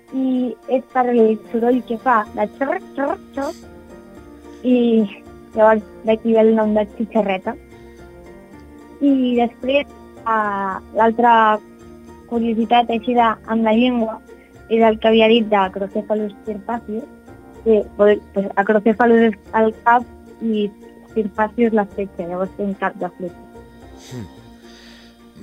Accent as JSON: {"language": "Catalan", "town": "Barcelona", "region": "Catalonia", "country": "Spain", "lives_now": "L'Hospitalet de Llobregat, Spain", "said": "jo soc de Barcelona, bueno, visc a l'Hospitalet"}